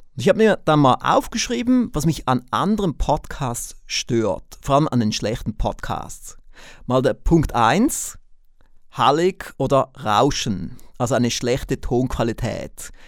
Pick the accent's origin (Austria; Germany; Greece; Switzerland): Switzerland; accent: Swiss; wie Sie aufgrund meines Akzents merken, bin ich kein Deutscher, ich bin auch kein Österreicher, sondern ich bin Schweizer.